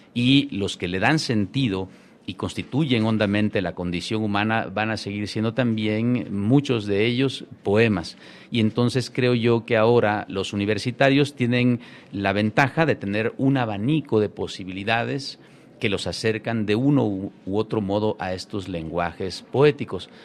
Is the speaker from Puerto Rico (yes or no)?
no; Chiapas, Mexico; Yo nací y crecí allí